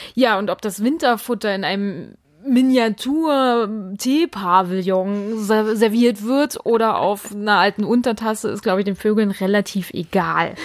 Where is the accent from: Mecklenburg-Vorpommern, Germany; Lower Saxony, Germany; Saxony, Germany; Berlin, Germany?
Mecklenburg-Vorpommern, Germany; hier bei uns in Mecklenburg